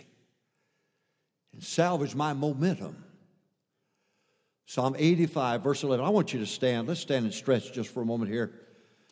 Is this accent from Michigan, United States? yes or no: yes; a little town in Michigan, United States; I came from a little town, a conservative town in Michigan, of 800 to 900 people in that town